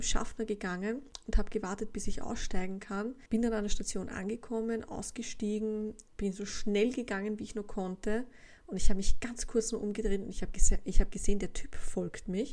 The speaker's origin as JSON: {"language": "German", "region": "Vienna", "country": "Austria", "tie": "born or raised there", "said": "Gegangen bin ich in der Wittelsbachstraße zur Schule im zweiten Bezirk"}